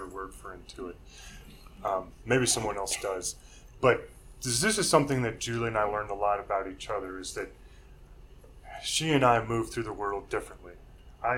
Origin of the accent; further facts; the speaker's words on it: Nebraska, United States; I'm from Nebraska. It's not an incredibly diverse state